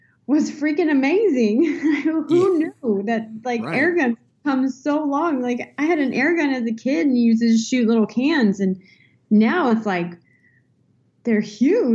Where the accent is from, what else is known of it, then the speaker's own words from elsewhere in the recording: California, United States; I'm born and raised in California